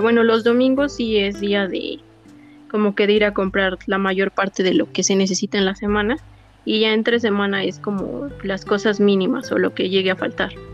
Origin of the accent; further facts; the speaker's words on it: State of Mexico, Mexico; soy del Estado de México, tengo 30 años